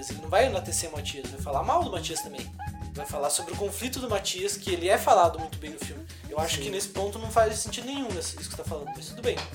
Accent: Canoinhas, Santa Catarina, Brazil; Nós três é. somos irmãos. Somos do interior. Somos de Canoinha, Santa Catarina, um lugar que é bem, bem tranquilo e tal.

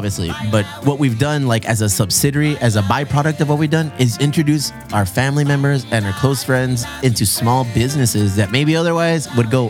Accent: Chula Vista, California, United States; also born or lived in Bonita; I'm from Chula Vista.

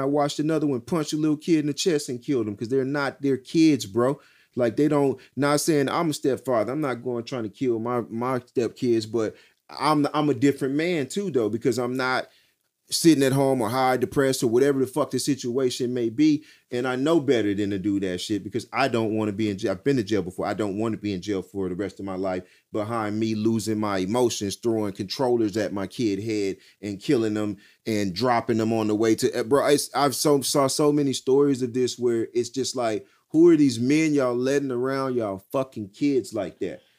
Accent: Texas, United States; I'm from Texas.

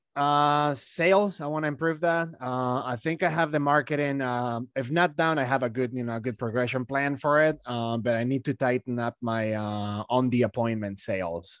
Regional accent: Malaga, Andalusia, Spain; moved away as an adult; I'm from Malaga

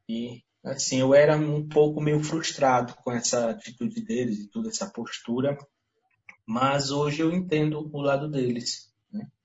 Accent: Teresina, Piauí, Brazil; moved away as an adult; now in Serra da Ibiapaba, Brazil; eu sou piauiense, mas criado em Teresina

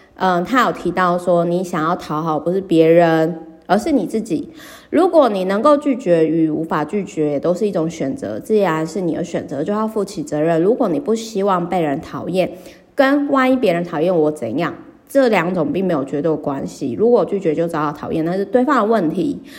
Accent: Kaohsiung, Taiwan; 我的老家高雄

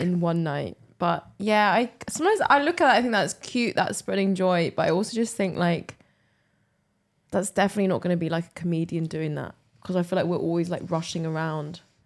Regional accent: England, United Kingdom; now in Glasgow, United Kingdom; I come from England

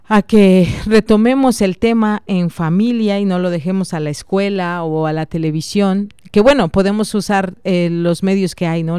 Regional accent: Oaxaca, Mexico; soy oaxaqueña

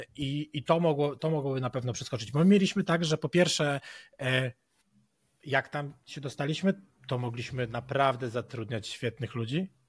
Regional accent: Poland; jestem z Polski

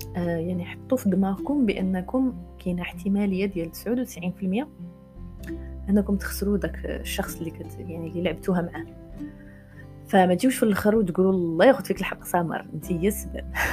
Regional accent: Morocco

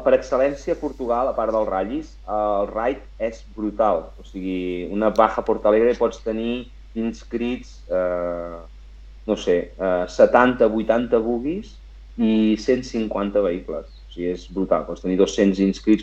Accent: Catalonia, Spain; jo sóc català

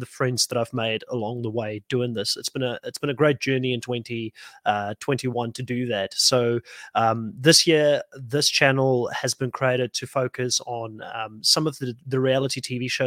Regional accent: South Africa; now in Australia; I'm from South Africa originally

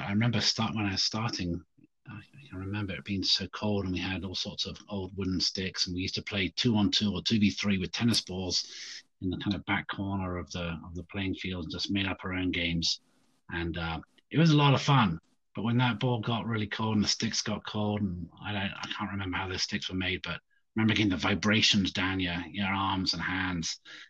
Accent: England, United Kingdom; I grew up in England, and I think as an 11-year-old, it was a school sport

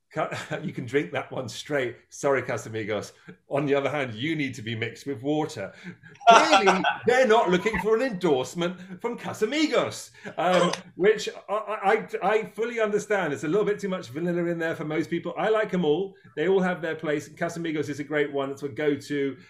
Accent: Dorset, South West England, United Kingdom; moved away; also born or lived in New York / Los Angeles; ever since I was a small boy, growing up on the River Stour in England, in Dorset.

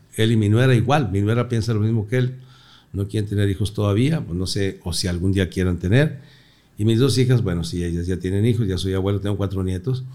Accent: Torreón, Coahuila, Mexico; moved away; Nací en Torreón, Coahuila hace 62 años

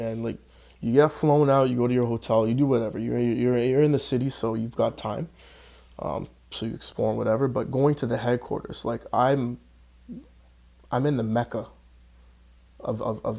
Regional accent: Canada; I'm in Canada. I'm a Canadian guy.

